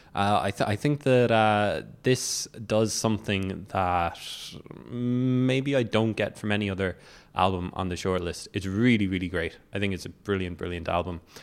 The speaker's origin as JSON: {"language": "English", "town": "Cork", "region": "Munster", "country": "Ireland", "said": "I'm from Cork"}